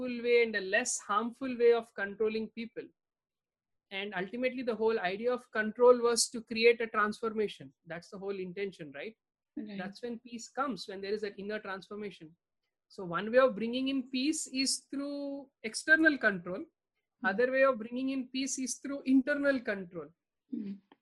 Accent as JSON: {"language": "English", "country": "India", "tie": "born or raised there", "said": "Growing up in India"}